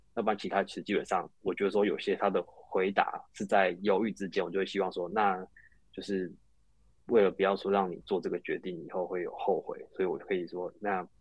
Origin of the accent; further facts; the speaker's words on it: Taiwan; 我们台湾人大部分都会被所谓的 A 片的给迷失